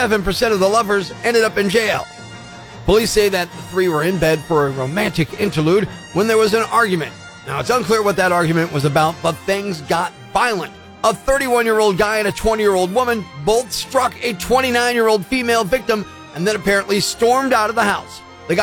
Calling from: Scranton, Pennsylvania, United States; I'm calling from Scranton, Pennsylvania at Rock 107.

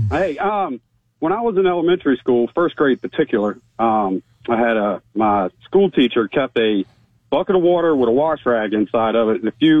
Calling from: Beverly Hills, Florida, United States; I'm calling from beautiful Beverly Hills, Florida

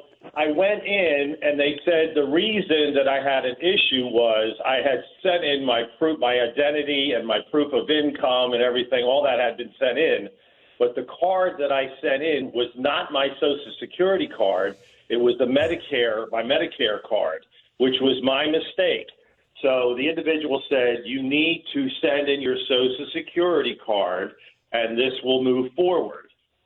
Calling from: Toronto, Ontario, Canada; I am calling you from Toronto, Canada.

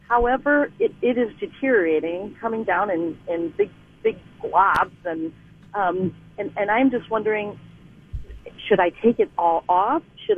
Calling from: St. Paul, Minnesota, United States; St. Paul, Minnesota.

